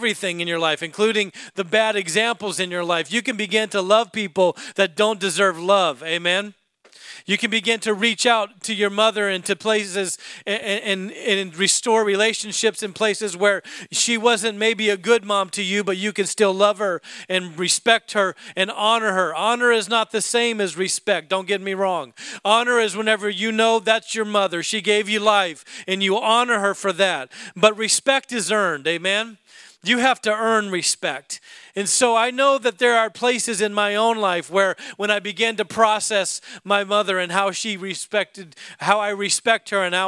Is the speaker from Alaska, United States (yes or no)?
yes; Alaska, United States; I was raised in Alaska